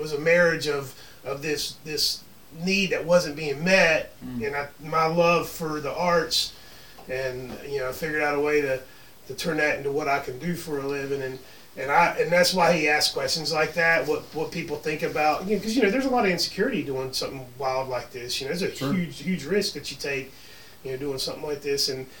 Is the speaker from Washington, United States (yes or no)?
no; Gastonia, North Carolina, United States; also born or lived in Raleigh; I was born and raised in Gastonia. I got out of Gastonia for a little while in my 20s.